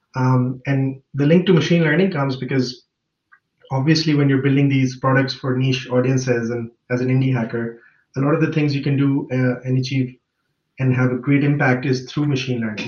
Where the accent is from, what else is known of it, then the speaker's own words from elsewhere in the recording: Lahore, Punjab, Pakistan; moved away as an adult; now in Munich, Germany; I grew up in Lahore, Pakistan